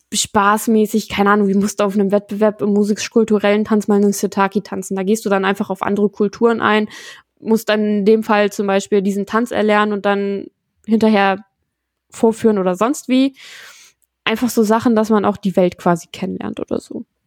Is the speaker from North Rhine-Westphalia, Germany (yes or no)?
no; Lower Saxony, Germany; wir kommen alle aus Niedersachsen